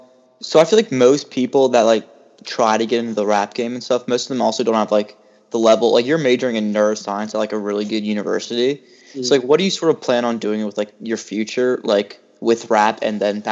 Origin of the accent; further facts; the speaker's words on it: Virginia, United States; where I'm from Virginia